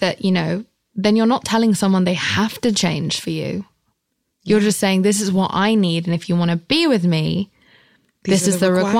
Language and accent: English; England, United Kingdom; I'm English.